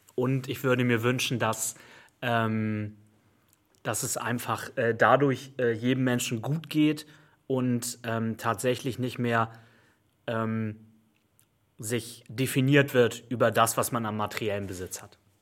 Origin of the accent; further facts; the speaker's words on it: Hamburg, Germany; Ich bin im, im, im Rand von Hamburg aufgewachsen, in Bergstedt